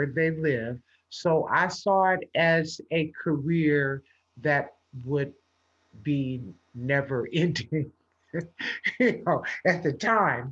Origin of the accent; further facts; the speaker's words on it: Los Angeles, California, United States; I grew up in Los Angeles, California